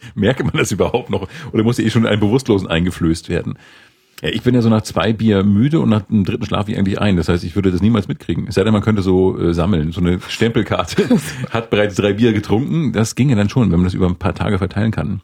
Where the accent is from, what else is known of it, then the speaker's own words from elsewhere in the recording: Northern Germany, Germany; moved away; also born or lived in Bavaria; bei uns im Norden